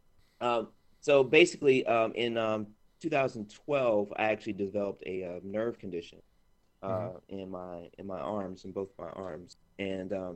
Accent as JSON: {"language": "English", "town": "Montgomery", "region": "Alabama", "country": "United States", "tie": "born or raised there", "also_born_or_lived": "Savannah, Georgia", "moved": "as an adult", "said": "I was born in Montgomery, Alabama."}